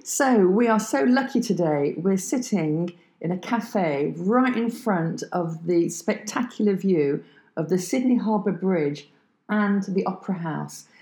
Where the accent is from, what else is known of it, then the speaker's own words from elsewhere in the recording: France; English is a second language; we are both from France